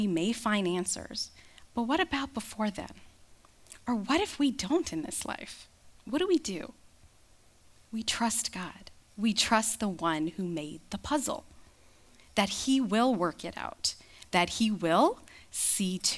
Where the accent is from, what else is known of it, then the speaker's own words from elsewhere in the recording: Canada; I'm Canadian